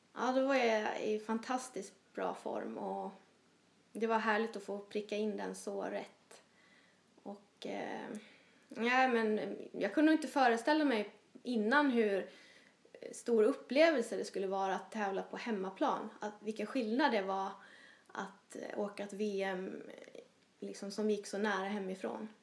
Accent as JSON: {"language": "Swedish", "area": "Småland", "region": "Jönköping County", "country": "Sweden", "tie": "born or raised there", "moved": "yes"}